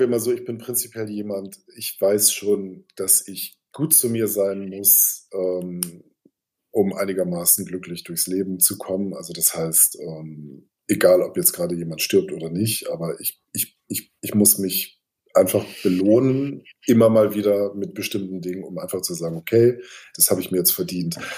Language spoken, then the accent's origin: German; Hamburg, Germany; moved away as an adult; now in Berlin, Germany; ich lebe seit zwölf Jahren in Berlin, aber ich komme aus Hamburg